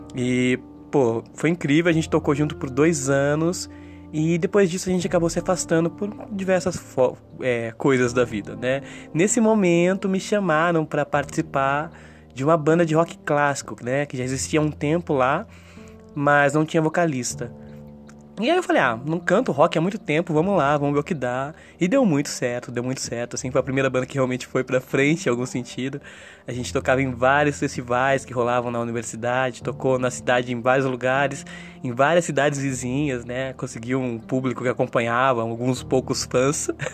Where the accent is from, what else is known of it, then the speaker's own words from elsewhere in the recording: Limeira, São Paulo, Brazil; moved away as an adult; also born or lived in São Carlos / Brasília; Minha história musical aqui em Limeira, na minha cidade natal